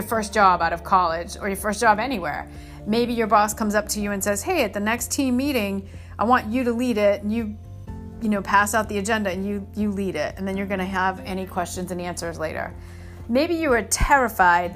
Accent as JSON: {"language": "English", "region": "Northeast", "country": "United States", "tie": "born or raised there", "moved": "yes", "said": "where I grew up in the Northeast"}